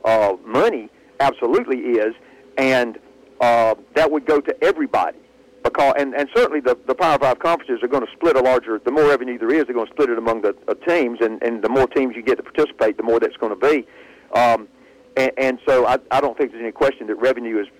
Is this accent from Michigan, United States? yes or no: no; Birmingham, Alabama, United States; it's my hometown team